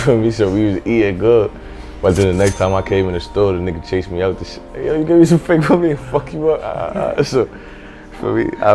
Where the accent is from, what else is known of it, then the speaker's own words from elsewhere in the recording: New York City, New York, United States; growing up in Canarsie